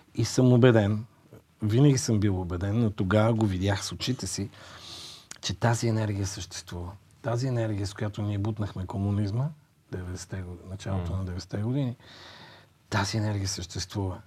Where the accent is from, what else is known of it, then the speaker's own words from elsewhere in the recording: Bulgaria; аз като българин съм горд с това